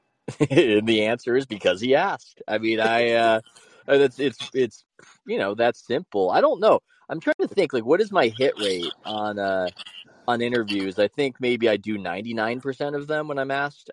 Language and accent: English; California, United States; in my home state of California